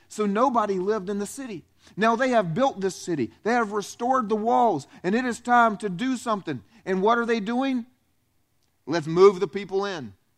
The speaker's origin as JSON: {"language": "English", "region": "the South", "country": "United States", "tie": "born or raised there", "also_born_or_lived": "Romania", "said": "I was raised in the South, where food groups are like chocolate, french fries, and hamburgers"}